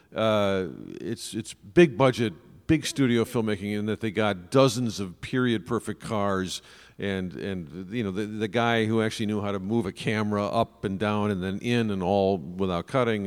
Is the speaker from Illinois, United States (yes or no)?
yes; Chicago, Illinois, United States; as a Chicagoan